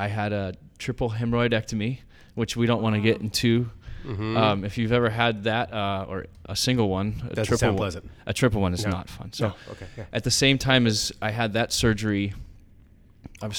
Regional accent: Oceanside, California, United States; I'm from Oceanside.

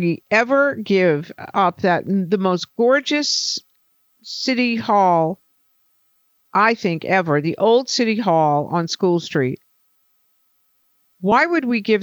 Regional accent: Boston, Massachusetts, United States; as a Bostonian

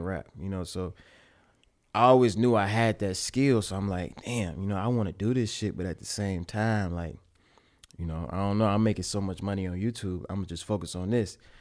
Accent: Pontiac, Michigan, United States; My dad was an engineer in my hometown of Pontiac, Michigan

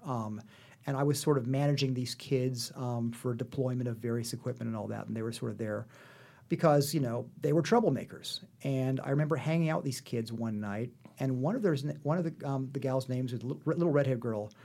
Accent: Manhattan, Kansas, United States; moved away as an adult; now in Los Angeles, United States; I am from a small town in Kansas called Manhattan

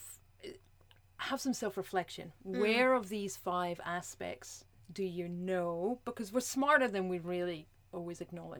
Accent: Scotland, United Kingdom; I'm Scottish, I roll my R's

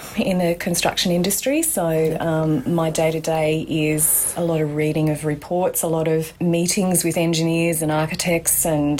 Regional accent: Valentine, New South Wales, Australia; I grew up in Valentine, pretty idealistic sort of a childhood, I would say. I'm the youngest of three kids, so very secure upbringing, happy family, church family. We went to St. Luke's Uniting Church at Belmont

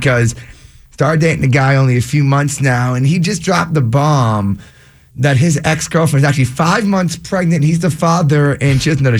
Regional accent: Boston, Massachusetts, United States; We're from Boston.

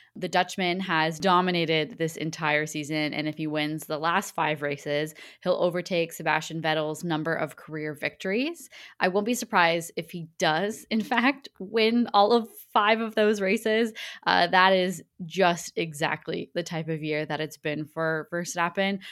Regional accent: Canada; accent: Canadian; my Canadian accent

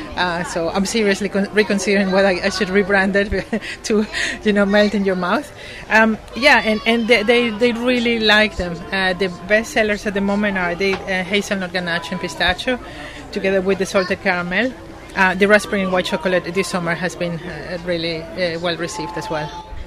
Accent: Venezuela; moved away as an adult; now in United Kingdom; I'm originally from Venezuela. Um, I came to the UK uh, for two years, supposedly, and I have been 17 here.

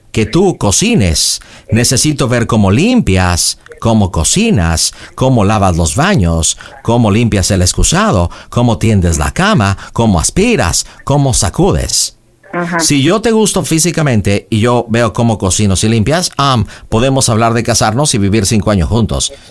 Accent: United States; Spanish is a second language; Así somos los americanos, prácticos.

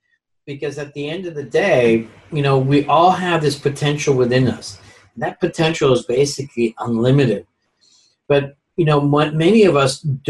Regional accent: Netherlands; now in United States; I'm also an immigrant. I came from Holland.

